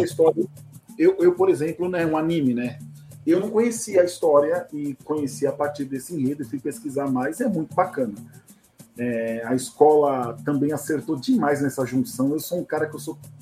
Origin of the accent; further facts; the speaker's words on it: São Paulo, Brazil; eu sou da Vila Matilde, eu fui nascido e criado lá